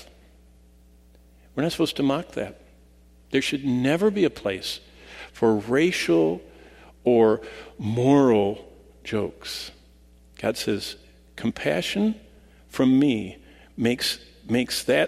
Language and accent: English; Lansing, Michigan, United States; I was raised in Lansing